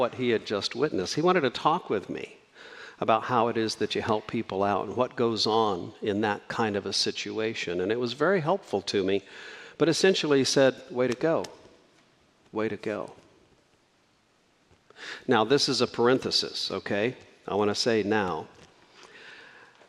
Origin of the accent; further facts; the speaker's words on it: Socorro, New Mexico, United States; I grew up in a very small town in New Mexico, and when I was about 15 years old, Tasty Freeze built a place in Socorro, New Mexico